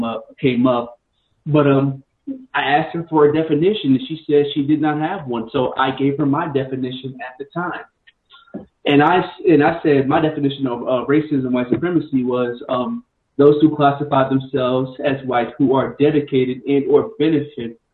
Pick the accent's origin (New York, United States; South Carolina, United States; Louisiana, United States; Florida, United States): New York, United States; New York City; I grew up in New York City